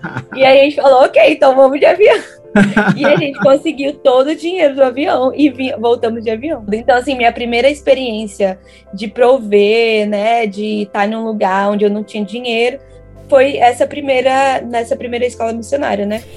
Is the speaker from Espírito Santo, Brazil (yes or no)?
yes; Vitória, Espírito Santo, Brazil; moved away; also born or lived in Recife / Hawaii; Eu sou de Vitória, Espírito Santo